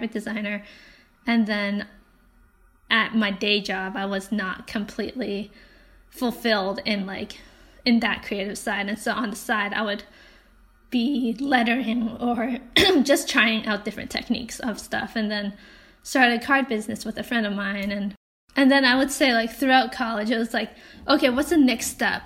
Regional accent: Hong Kong; moved away; also born or lived in Canada; I grew up in Hong Kong, and I had pretty typical Asian parents, Chinese parents

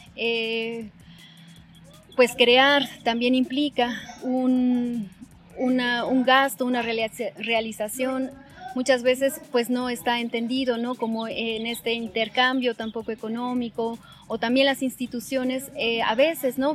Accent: Toluca, State of Mexico, Mexico; yo nací en el Estado de México, en Toluca

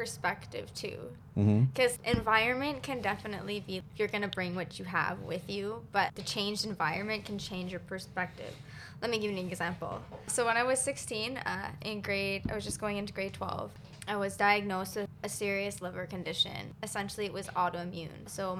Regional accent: Waterloo, Ontario, Canada; now in Toronto, Canada; when I moved out of where I was from Waterloo, come to Toronto, not that far.

